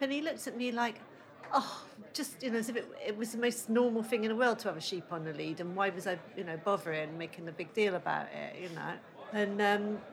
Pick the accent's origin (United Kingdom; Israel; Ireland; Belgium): United Kingdom; Downend, South West England; I was brought up in Downing, but my nanny lived in Fishponds